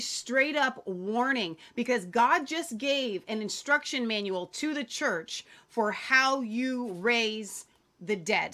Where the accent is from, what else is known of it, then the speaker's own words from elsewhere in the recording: Cincinnati, Ohio, United States; We are from Cincinnati